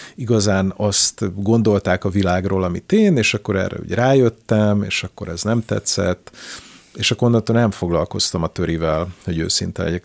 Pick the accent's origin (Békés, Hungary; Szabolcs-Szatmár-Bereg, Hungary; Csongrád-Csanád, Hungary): Csongrád-Csanád, Hungary; Szeged; also born or lived in Budapest; Én Szegedi vagyok, ma is javarészt, ö, ott élek